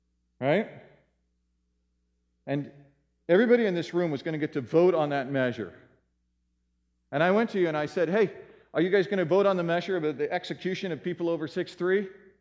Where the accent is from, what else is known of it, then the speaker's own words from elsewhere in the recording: United States; we are American citizens, many of us here